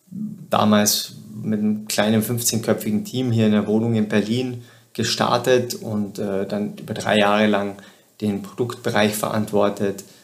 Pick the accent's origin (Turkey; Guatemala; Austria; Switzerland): Austria; southern Austria; Ich komme ursprünglich aus Südösterreich, und habe während der Schule schon begonnen mit Webentwicklung und Webdesign